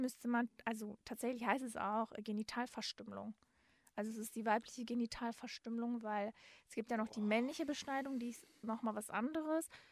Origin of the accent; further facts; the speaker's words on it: Dortmund, North Rhine-Westphalia, Germany; ich komme aus Dortmund-Marten, da gab es halt auch eine Stadtbücherei